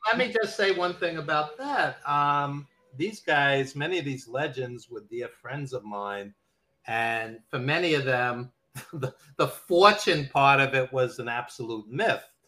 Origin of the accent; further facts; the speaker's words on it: New York City, New York, United States; accent: New York; i am a lifelong new yorker as you can hear from my accent uh, brooklyn born